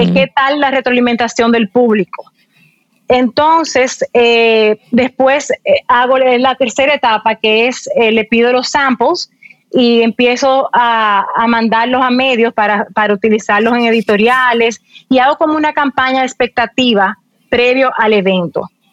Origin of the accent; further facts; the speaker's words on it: Dominican Republic; mucha gente en mi país piensa que nosotros somos un eh, una islita